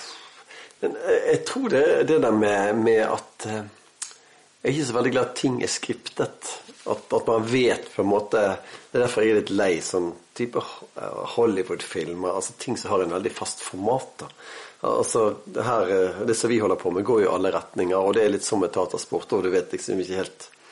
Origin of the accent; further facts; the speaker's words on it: Bergen, Vestland, Norway; accent: Bergen dialect (bergensk); så lo jeg på bergensk